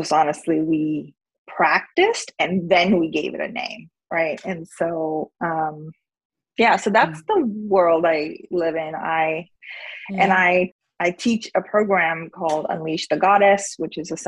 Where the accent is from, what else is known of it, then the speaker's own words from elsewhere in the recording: India; moved away as an adult; now in United States; I grew up in India. I went to college in America, and I came here when I was 18